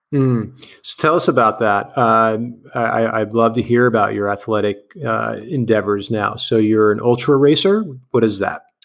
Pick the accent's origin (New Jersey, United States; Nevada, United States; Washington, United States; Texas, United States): New Jersey, United States; Clark; I grew up in Clark, New Jersey, which is like the neighboring town